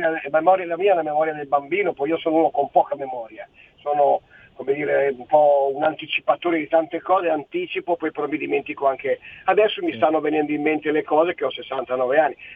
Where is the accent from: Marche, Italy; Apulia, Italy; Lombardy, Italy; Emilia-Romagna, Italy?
Lombardy, Italy; Milan; born there; now in Friuli Venezia Giulia, Italy; Allora, io sono nato a Milano, ma come ben sai io adesso lavoro e vivo e sono un pensionato in Friuli Venezia Giulia perché ho 69 anni.